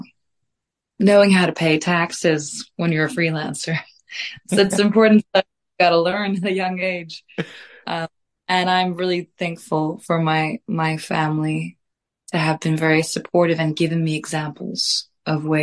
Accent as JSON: {"language": "English", "town": "Reykjavik", "region": "Capital Region", "country": "Iceland", "moved": "yes", "lives_now": "United Kingdom", "said": "I am from Reykjavik, Iceland. I am very blessed to have been raised in a family of artists"}